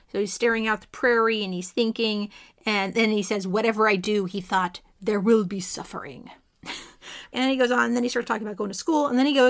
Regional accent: California, United States; I'm Californian.

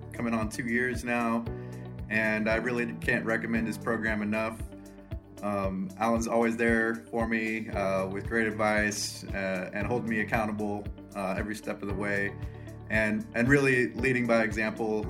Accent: Lawrence, Kansas, United States; I'm from Lawrence, Kansas.

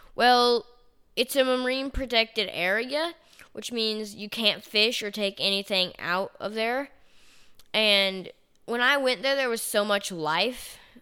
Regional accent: Chattanooga, Tennessee, United States; I was from Chattanooga, Tennessee

